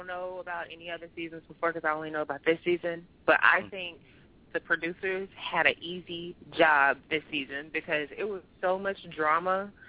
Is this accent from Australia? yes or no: no; the South, United States; I love being a wife. I'm from the South.